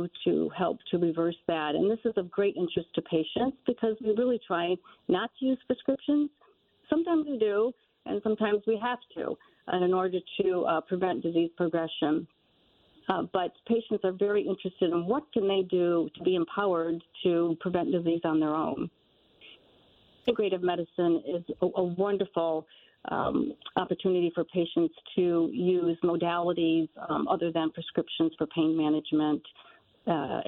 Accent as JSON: {"language": "English", "region": "Michigan", "country": "United States", "also_born_or_lived": "Pittsburgh", "said": "I'm from Michigan, but went to Pittsburgh"}